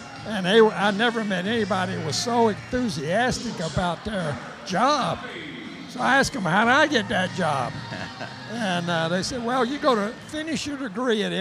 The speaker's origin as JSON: {"language": "English", "town": "Lancaster", "region": "South Carolina", "country": "United States", "tie": "born or raised there", "also_born_or_lived": "Texas", "moved": "yes", "lives_now": "Greenville, United States", "said": "I grew up in Lancaster and was a baseball player in my high school days."}